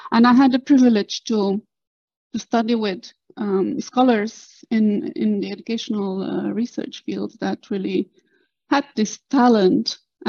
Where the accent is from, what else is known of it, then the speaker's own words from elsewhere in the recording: Cluj-Napoca, Cluj County, Romania; moved away as an adult; also born or lived in Netherlands; now in Oslo, Norway; I am Romanian born. I grew up and studied in Romania, in Cluj-Napoca, which is the northwestern part of Romania in the heart of Transylvania.